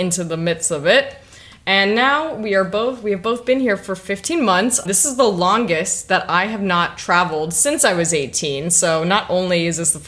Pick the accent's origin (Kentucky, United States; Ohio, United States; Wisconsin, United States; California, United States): California, United States; Los Angeles; moved away as an adult; also born or lived in New York City, United States / Las Vegas, United States / London, United Kingdom; now in Bali, Indonesia; I was born in Los Angeles. I lived there until I was 18 years old